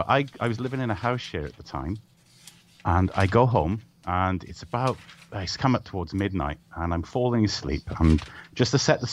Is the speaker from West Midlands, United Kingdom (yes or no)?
no; Wales, United Kingdom; moved away as an adult; I moved from Wales